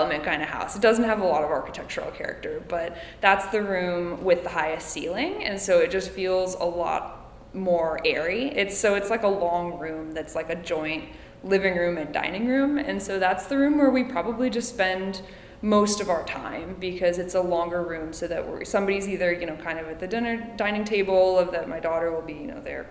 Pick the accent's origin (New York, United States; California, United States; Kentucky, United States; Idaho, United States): California, United States; Calistoga; I grew up in Calistoga